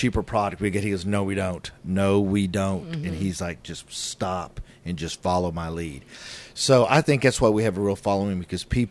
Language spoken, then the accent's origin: English; Oklahoma, United States; we're all from Oklahoma